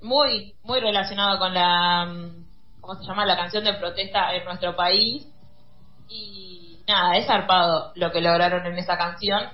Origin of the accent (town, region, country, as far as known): Argentina